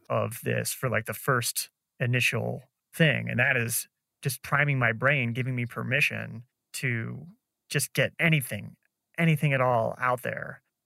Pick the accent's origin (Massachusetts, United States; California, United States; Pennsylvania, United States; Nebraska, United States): Nebraska, United States; moved away as an adult; also born or lived in San Francisco / Chicago; now in Colombia; growing up in Nebraska